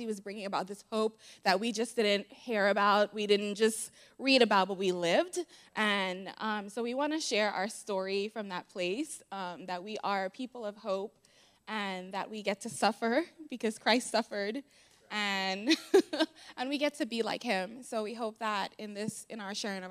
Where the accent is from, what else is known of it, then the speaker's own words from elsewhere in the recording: Bahamas; moved away; I am actually from the Bahamas